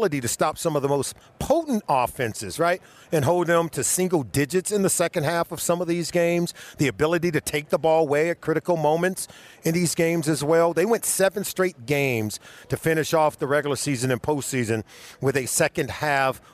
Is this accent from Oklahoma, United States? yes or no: no; Compton, California, United States; moved away; also born or lived in Boulder, Colorado; I grew up in Compton, California